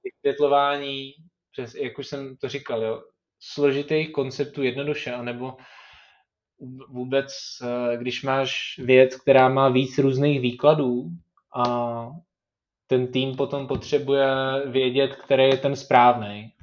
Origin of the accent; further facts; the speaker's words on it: Czechia; tady u nás v Čechách